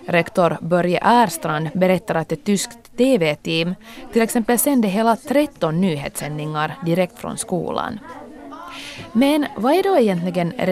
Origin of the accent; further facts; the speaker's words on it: United States; Swedish is a second language; Jag kommer från Amerika.